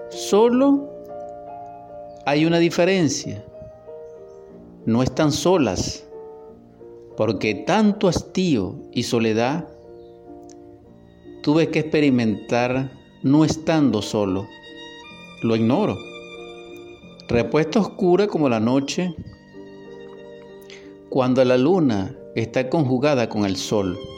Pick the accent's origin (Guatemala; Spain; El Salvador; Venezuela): Venezuela; Barquisimeto, Lara; Lo escribí también en esta mi ciudad natal Barquisimeto.